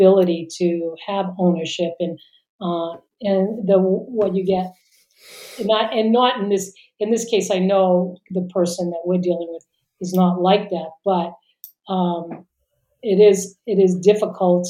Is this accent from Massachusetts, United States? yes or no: yes; Boston, Massachusetts, United States; where I grew up in Boston